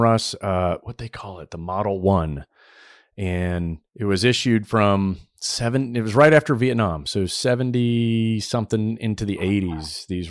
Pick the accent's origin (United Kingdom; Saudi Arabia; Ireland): Saudi Arabia; I grew up in Saudi, and while I was over there in the 80s is when the first G-Shock watch came out.